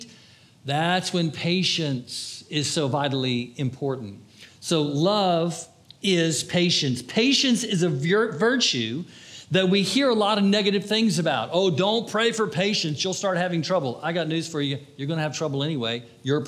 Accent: Florida, United States; I'm from Florida.

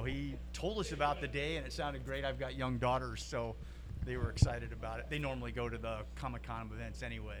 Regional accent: Spokane, Washington, United States; Yeah, I grew up in the Pacific Northwest, Spokane's home

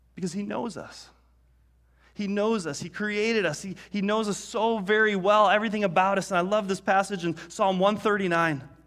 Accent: Detroit, Michigan, United States; growing up in Detroit

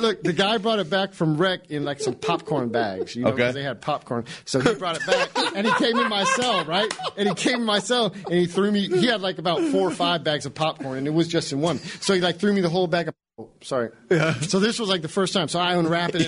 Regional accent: California, United States; moved away; I grew up in California

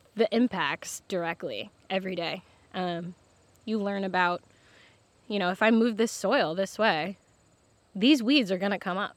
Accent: Michigan, United States; moved away as an adult; also born or lived in New York; now in Martha's Vineyard, United States; I'm from Michigan originally. I grew up around farms.

